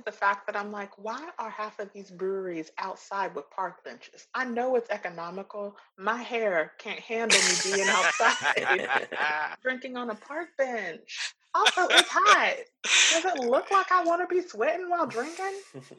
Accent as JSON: {"language": "English", "country": "Nigeria", "said": "as a Black person, as a Nigerian person, it's nice to know when things are inclusive of you."}